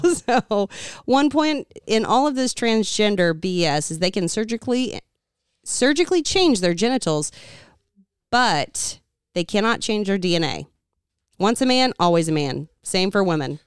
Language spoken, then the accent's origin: English; United States; I'm an American.